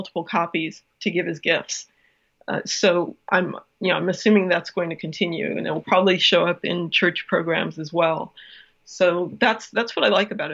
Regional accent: Cleveland, Ohio, United States; moved away; also born or lived in New York; I grew up in Cleveland, but I followed the Jets for the longest time because I lived in New York for so long

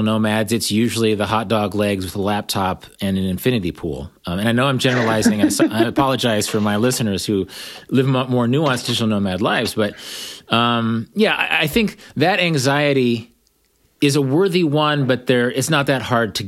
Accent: Kansas, United States; moved away as an adult; also born or lived in New York; I grew up in Kansas and I sort of came full circle after many years of living overseas and in places like New York

